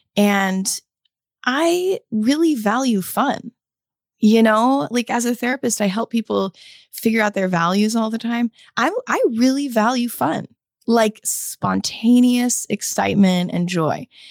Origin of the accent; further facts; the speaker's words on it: United States; my experience as an American